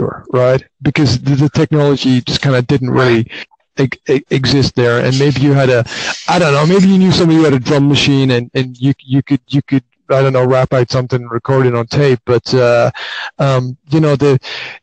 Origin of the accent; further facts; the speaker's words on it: Highlands of Scotland, United Kingdom; I grew up in the Highlands of Scotland